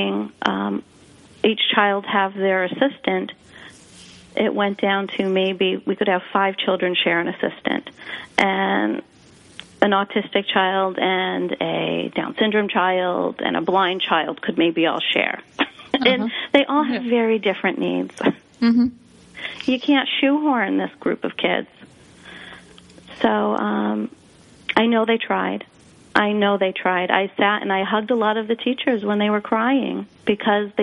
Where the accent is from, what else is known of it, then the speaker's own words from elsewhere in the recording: Springfield, Massachusetts, United States; I was raised in Springfield, Massachusetts